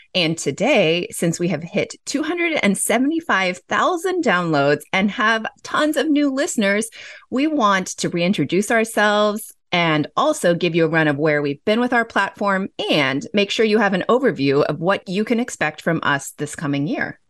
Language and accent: English; Los Angeles, California, United States; I grew up in Los Angeles.